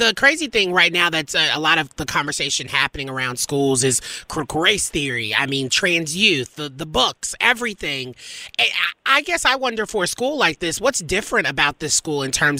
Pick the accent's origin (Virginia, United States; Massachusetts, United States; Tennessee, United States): Tennessee, United States; Nashville; I'm from Nashville